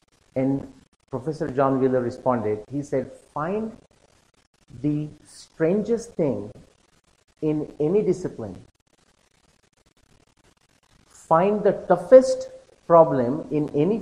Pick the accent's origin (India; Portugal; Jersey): India; me being an Indian